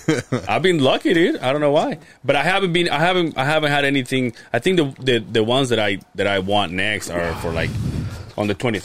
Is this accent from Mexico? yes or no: yes; Mexico; born or raised there; moved away